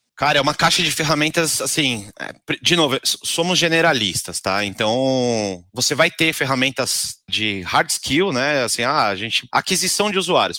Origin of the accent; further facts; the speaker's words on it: Brazil; accent: Brazilian; A gente brasileiro